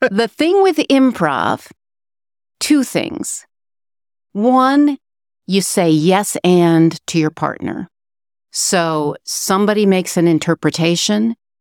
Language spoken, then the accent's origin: English; Chicago, Illinois, United States; moved away as an adult; now in Matfield Green, United States; I grew up in the Chicago area. I moved to Matfield Green, Kansas in two thousand six